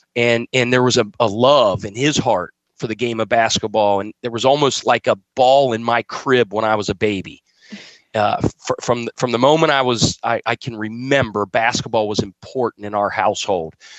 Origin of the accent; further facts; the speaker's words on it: Cincinnati, Ohio, United States; also born or lived in Wyoming / Winston-Salem, North Carolina / Rock Hill, South Carolina; now in Charleston, United States; I eat, sleep, and drink the Cincinnati Reds and the Cincinnati Bengals. Um, that's my hometown